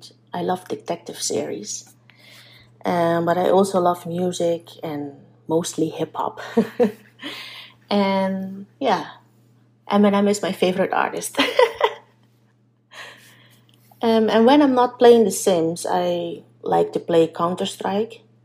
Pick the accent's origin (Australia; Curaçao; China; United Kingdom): Curaçao; now in Netherlands; I'm an island girl, I'm originally from Curaçao